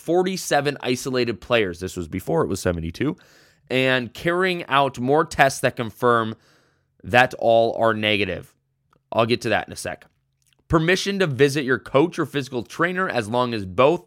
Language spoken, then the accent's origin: English; United States; I am American